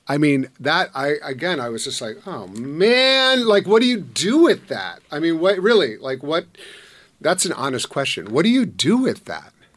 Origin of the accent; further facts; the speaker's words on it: Madison, Wisconsin, United States; I'm from Wisconsin